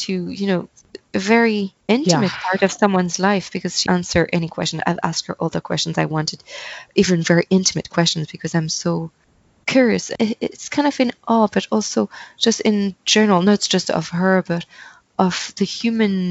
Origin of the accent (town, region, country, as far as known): Centre-Val de Loire, France; born or raised there; English is a second language; moved away as an adult; also born or lived in Paris, France; now in Ireland